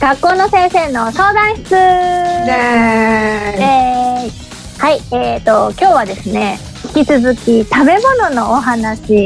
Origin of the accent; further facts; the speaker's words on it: Fukuoka, Japan; 私も福岡出身なので